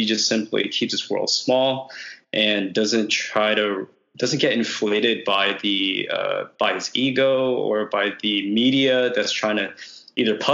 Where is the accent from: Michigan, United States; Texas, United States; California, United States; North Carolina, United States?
Texas, United States; Dallas; moved away as an adult; also born or lived in Austin, Texas; now in Seattle, United States; I'm born and raised in Dallas, Texas. Went to school at UT Austin. I uh, graduated class of 2011.